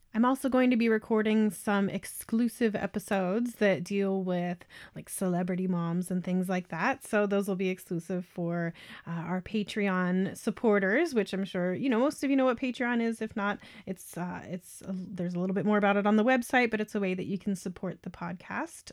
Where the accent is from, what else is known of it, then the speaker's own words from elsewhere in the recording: Colorado, United States; now in Canada; I'm a Colorado native, so born up in the mountains at about nine thousand feet elevation